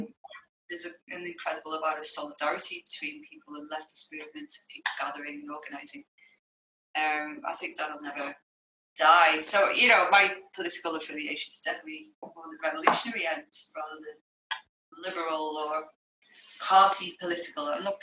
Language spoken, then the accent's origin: English; Liverpool, North West England, United Kingdom; also born or lived in Ireland / Spain; we've been moving around quite a few places, and you probably hear that on my accent as well, but Ireland was on the map, as was Spain, and bits of my childhood there, and then Liverpool during the high school years